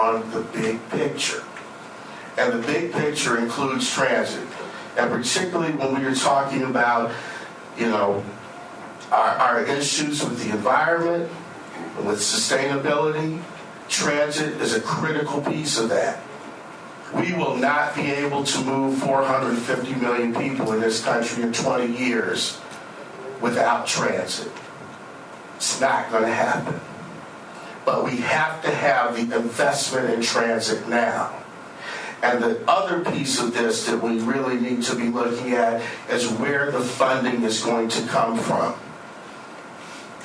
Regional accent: Cleveland, Ohio, United States; now in Oregon, United States; I'm originally from Ohio. That's why she's giving me a hard time. I'm a Clevelander originally.

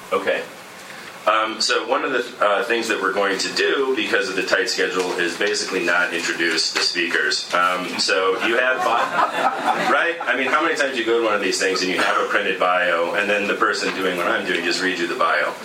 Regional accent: Cleveland, Ohio, United States; I'm actually from Cleveland

